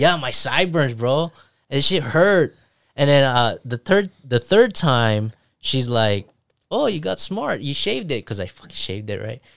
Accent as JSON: {"language": "English", "country": "Philippines", "tie": "born or raised there", "moved": "yes", "said": "I grew up in Philippines"}